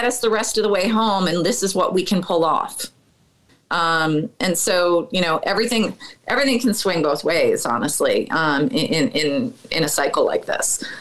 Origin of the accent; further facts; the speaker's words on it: Chicago, Illinois, United States; I'm from the North Lakefront